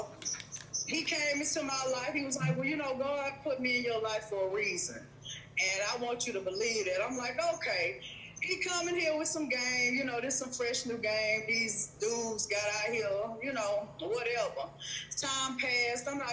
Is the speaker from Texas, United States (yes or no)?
yes; Houston, Texas, United States; I'm from Texas, from Houston, Texas.